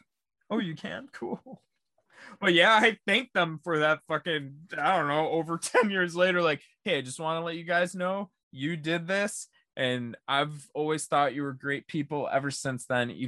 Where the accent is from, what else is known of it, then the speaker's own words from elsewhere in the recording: Syracuse, New York, United States; I'm from Syracuse